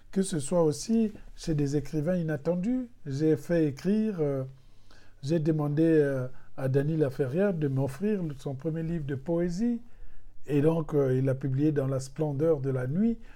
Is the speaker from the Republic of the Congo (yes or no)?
yes; Republic of the Congo; Si je suis congolais et que dans les mots français je sens que je suis limité dans mon expression, et eh bien c'est là qu'intervient une invention, le secours de mes autres langues.